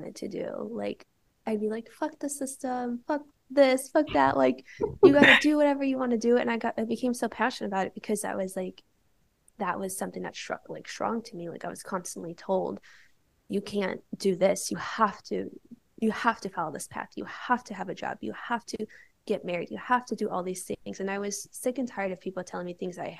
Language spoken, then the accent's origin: English; Chicago, Illinois, United States; also born or lived in Bali; I grew up in Chicago